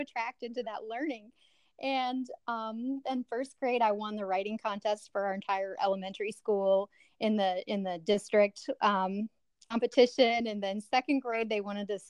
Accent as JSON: {"language": "English", "region": "West Virginia", "country": "United States", "tie": "born or raised there", "said": "we had 6 siblings from 3 different dads growing up in West Virginia"}